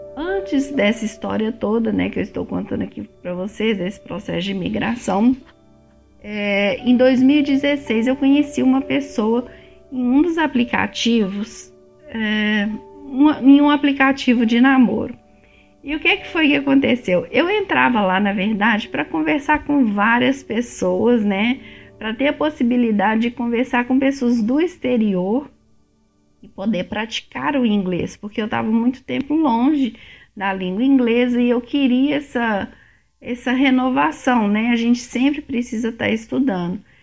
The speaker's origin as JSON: {"language": "Portuguese", "town": "Belo Horizonte", "region": "Minas Gerais", "country": "Brazil", "moved": "as an adult", "lives_now": "Canada", "said": "eu sou de BH"}